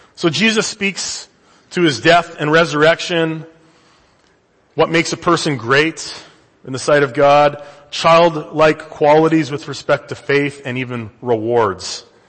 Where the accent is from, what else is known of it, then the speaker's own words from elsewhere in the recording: Canada; now in United States; I'm from the Great White North